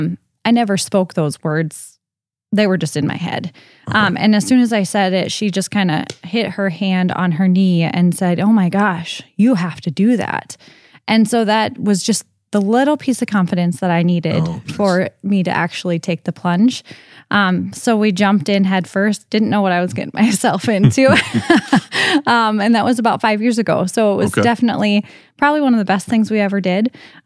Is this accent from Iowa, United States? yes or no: yes; Okoboji, Iowa, United States; So that's traditionally what I tell people is I'm from the Okoboji area.